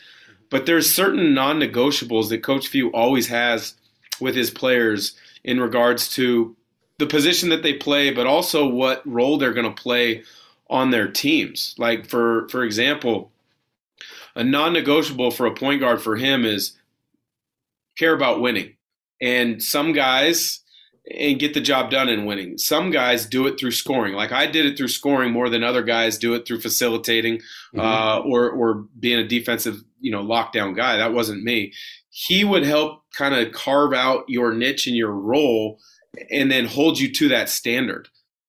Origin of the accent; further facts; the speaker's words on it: West Coast, United States; Which, me growing up on the West Coast, I wanted to challenge myself and play against the best players in college basketball, and on the West Coast, that was the Pac-10.